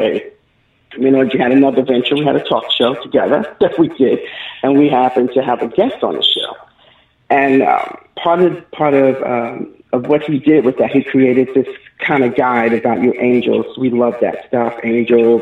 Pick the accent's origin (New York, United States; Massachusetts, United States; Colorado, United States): New York, United States; New York City; moved away as an adult; also born or lived in Texas; now in Gwinnett County, Georgia, United States; I lived in New York all my life, practically, all my young life in the South Bronx